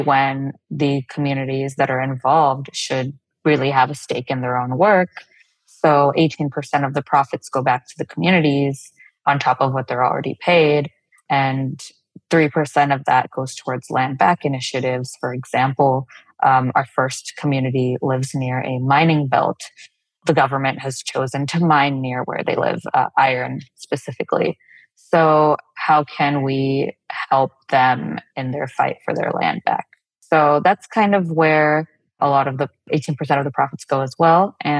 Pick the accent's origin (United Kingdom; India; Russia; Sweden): India; South India; first language Telugu; English is a second language; Tega is a word in my mother tongue, Telugu, which is from the south of India